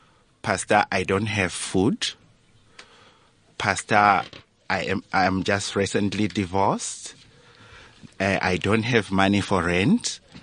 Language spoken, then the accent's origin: English; Zimbabwe; now in South Africa; I am an ordained pastor of the Apostolic Faith Mission of South Africa, a Zimbabwean by birth, but now a South African permanent resident.